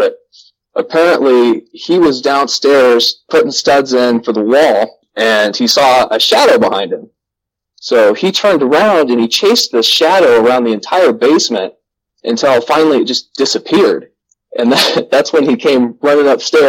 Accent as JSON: {"language": "English", "town": "West Des Moines", "region": "Iowa", "country": "United States", "tie": "born or raised there", "said": "I grew up in Valley Junction in West Des Moines, Iowa, from like 1990 to about 1998."}